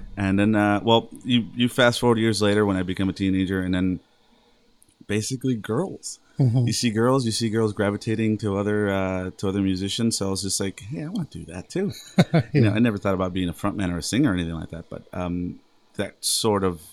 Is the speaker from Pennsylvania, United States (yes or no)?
no; Los Angeles, California, United States; also born or lived in San Fernando, California; born and raised in San Fernando Valley, and raised more in North Hollywood